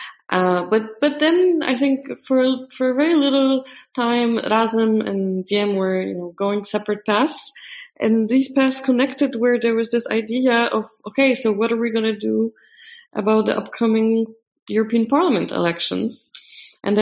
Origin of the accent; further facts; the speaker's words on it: Poland; I was a candidate in my hometown for member of parliament